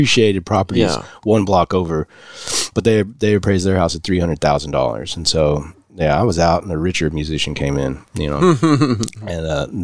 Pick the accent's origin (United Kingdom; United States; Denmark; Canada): United States; Hazelwood, near Pelican Bay, Texas; also born or lived in Saginaw, Texas / Arlington, Texas; because it's by Pelican Bay, and I grew up in Hazelwood